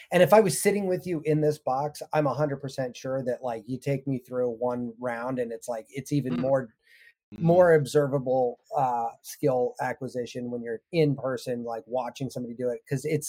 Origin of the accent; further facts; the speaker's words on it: San Francisco, California, United States; I grew up in San Francisco area and everybody made sourdough.